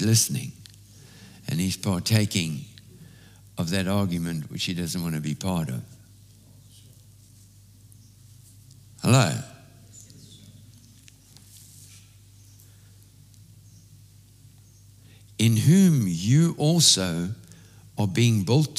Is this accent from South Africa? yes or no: yes; South Africa; When I was growing up in South Africa